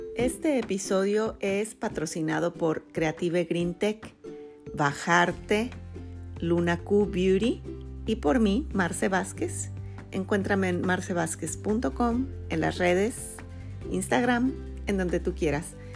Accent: Mexico; first language Spanish; moved away as an adult; mi México, pues no, no voy a sufrir eso porque nunca lo viví, porque soy nativa

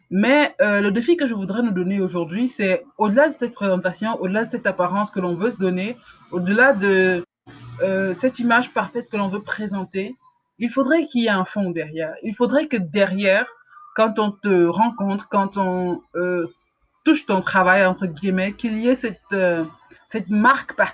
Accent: Cameroon; en tant qu'Africain, en tant que Camerounais, il ne faut pas qu'on se juge uniquement par rapport au standard de, qualité camerounais ou africain.

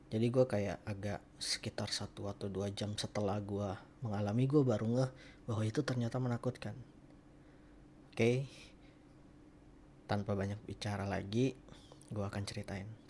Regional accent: Sumatra, Indonesia; moved away as an adult; now in Jakarta, Indonesia; sedikit informasi gue itu merantau ke Jakarta gue dari Sumatera. Gue merantau itu 2016, gue kerja di Jakarta.

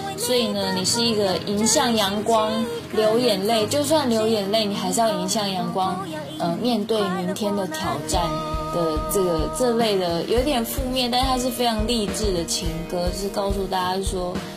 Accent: Kaohsiung, Taiwan; 我是来自台湾的高雄。高雄是一个很热情，天气也很热的地方

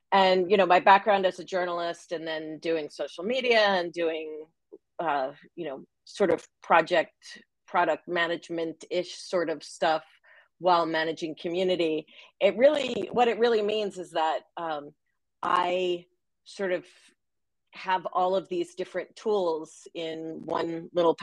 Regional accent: Long Island, New York, United States; moved away; when I was a little girl growing up on Long Island

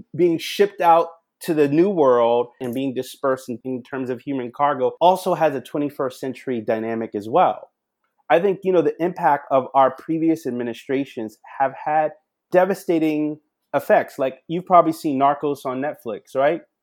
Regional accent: Charleston, South Carolina, United States; born or raised there

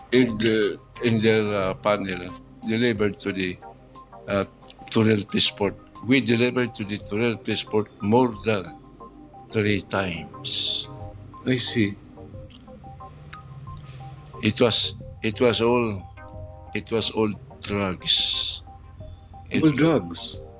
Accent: Philippines; I'm a Filipino

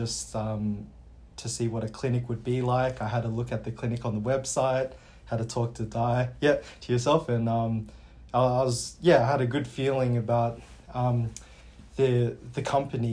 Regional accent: Wollongong, New South Wales, Australia; moved away as an adult; also born or lived in Sydney, Australia / South Korea (ancestry); now in Kalgoorlie, Australia; I grew up in Wollongong initially.

